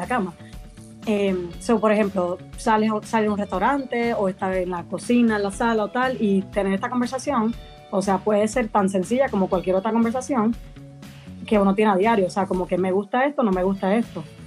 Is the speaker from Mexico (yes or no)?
no; Puerto Rico; moved away as an adult; now in Madrid, Spain; soy de Puerto Rico originalmente, pero vivo en Madrid, en España, llevo 5 años por aquí